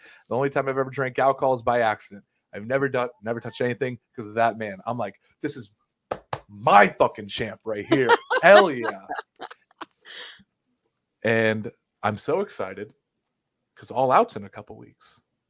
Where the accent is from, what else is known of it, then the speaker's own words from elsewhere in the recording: Illinois, United States; You guys are from Indiana. You're treating me. I'm from Illinois. You guys are treating me like a Hoosier, man.